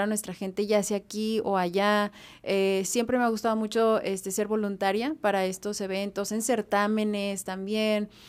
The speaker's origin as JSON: {"language": "Spanish", "town": "Zapopan", "region": "Jalisco", "country": "Mexico", "tie": "born or raised there", "also_born_or_lived": "Fresnillo, Zacatecas / Guadalajara", "moved": "yes", "lives_now": "Los Angeles, United States", "said": "Yo crecí en Zapopan"}